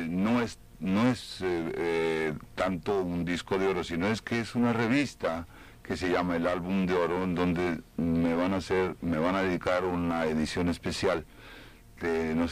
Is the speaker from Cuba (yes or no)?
yes; Cuba; now in Union City, United States; Yo soy cubano de Union City.